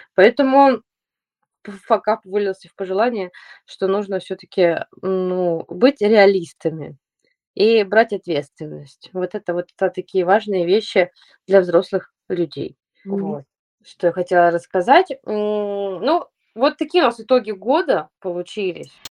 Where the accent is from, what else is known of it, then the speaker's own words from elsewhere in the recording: Saint Petersburg, Russia; Я, э, из Санкт-Петербурга, и я уже десять лет хожу по городу